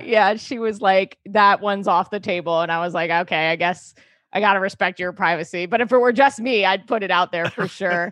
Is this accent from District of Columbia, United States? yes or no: no; New York City, New York, United States; I grew up in New York City